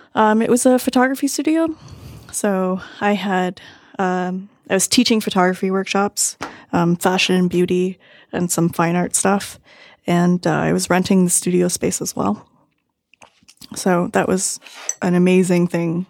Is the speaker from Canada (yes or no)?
yes; Toronto, Ontario, Canada; born or raised there